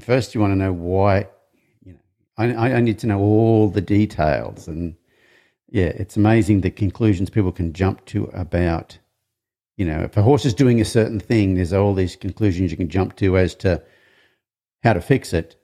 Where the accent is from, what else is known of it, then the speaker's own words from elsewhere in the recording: Australia; I'm from Australia